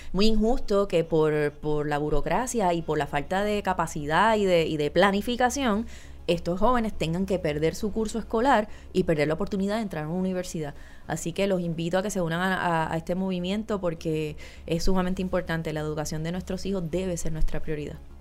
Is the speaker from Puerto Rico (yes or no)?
yes; Puerto Rico; moved away; todos nacimos aquí y nos criamos aquí.